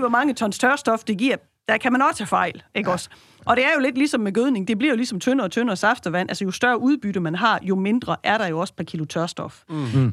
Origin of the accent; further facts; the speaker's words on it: West Jutland, Central Denmark Region, Denmark; Jeg er født og opvokset i Vestjylland og arbejder jo herude